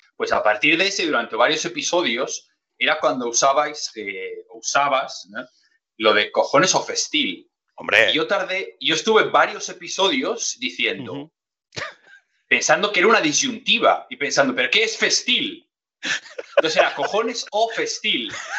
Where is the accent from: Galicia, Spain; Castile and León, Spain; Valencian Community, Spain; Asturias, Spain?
Asturias, Spain; Gijón; born or raised there